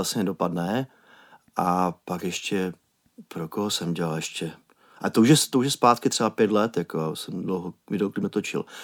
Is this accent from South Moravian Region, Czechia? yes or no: no; Prague, Czechia; já jsem Pražák